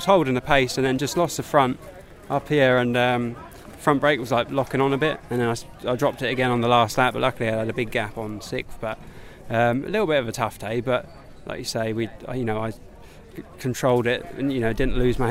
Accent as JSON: {"language": "English", "region": "England", "country": "United Kingdom", "said": "we're English. We are what we are"}